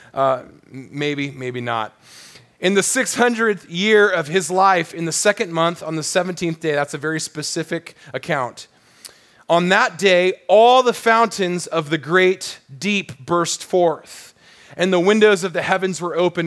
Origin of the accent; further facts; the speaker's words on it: Southern California, United States; growing up in Southern California